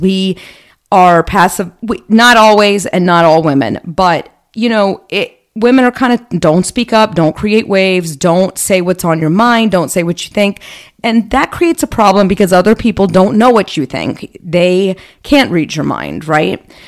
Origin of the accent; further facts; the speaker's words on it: United States; accent: American; I'm speaking English with a very clear American accent